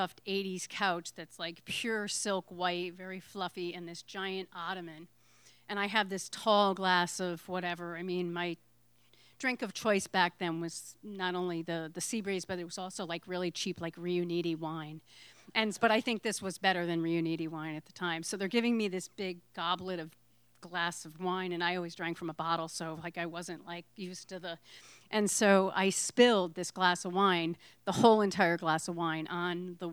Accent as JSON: {"language": "English", "region": "Connecticut", "country": "United States", "moved": "yes", "lives_now": "Provincetown, United States", "said": "I'm from Connecticut"}